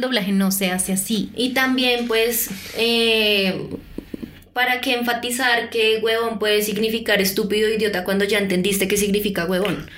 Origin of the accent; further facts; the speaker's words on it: Colombia; porque somos colombianas